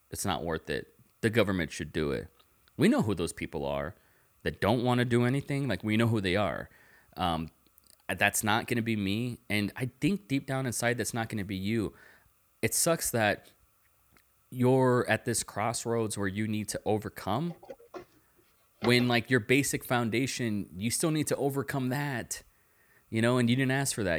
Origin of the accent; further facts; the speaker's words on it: the Valley, Texas, United States; moved away as an adult; also born or lived in Tulsa, Oklahoma / Dallas, Texas; now in Austin, United States; I was born in Tulsa, Oklahoma, and when I was five, I moved to Dallas. And when I was six, I moved to the Valley, and then I lived there for twenty years.